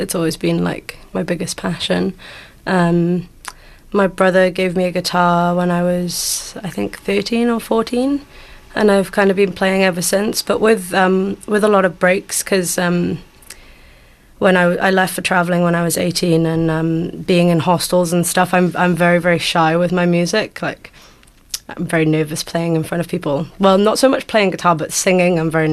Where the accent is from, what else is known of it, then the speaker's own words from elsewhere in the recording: Wales, United Kingdom; moved away as an adult; now in Golden Bay, New Zealand; I'm from Wales in the UK.